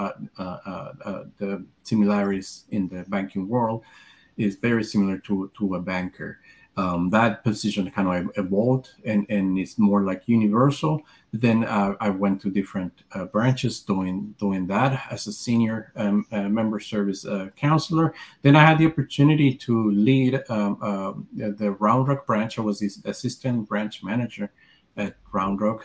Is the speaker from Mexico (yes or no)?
yes; Mexico; moved away as an adult; now in Austin, United States; I was born and raised in Mexico, and I was in Mexico half of my life